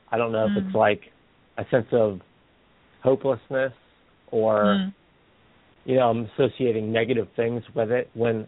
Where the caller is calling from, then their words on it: Pennsylvania, United States; from Pennsylvania.